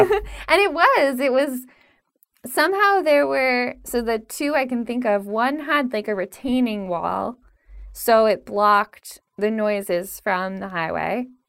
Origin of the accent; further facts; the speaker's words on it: Pennsylvania, United States; now in New York, United States; growing up in Pennsylvania